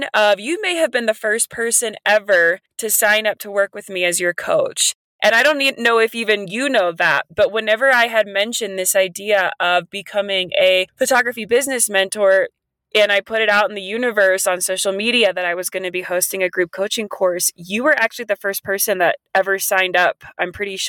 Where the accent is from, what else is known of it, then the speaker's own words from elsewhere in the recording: West Virginia, United States; now in Colorado, United States; I came from West Virginia out to Colorado